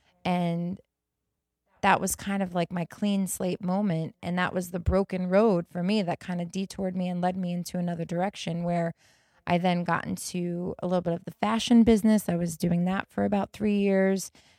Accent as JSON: {"language": "English", "town": "Las Vegas", "region": "Nevada", "country": "United States", "tie": "born or raised there", "also_born_or_lived": "New York", "moved": "as an adult", "said": "I grew up in Las Vegas. That's where I was. I was in Las Vegas, and I still had some ties in New York because I was actually born in New York."}